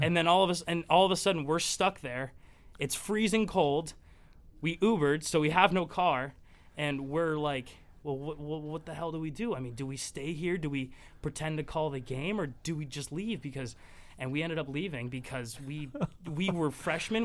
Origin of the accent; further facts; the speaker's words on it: New England, United States; growing up in New England